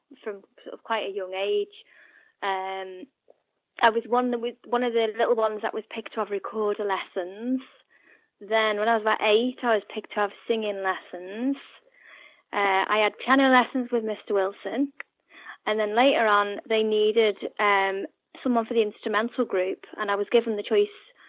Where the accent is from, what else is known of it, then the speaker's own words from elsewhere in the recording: Upton, North West England, United Kingdom; also born or lived in Hereford / Sandwell / Staffordshire / Hoylake; I grew up in Upton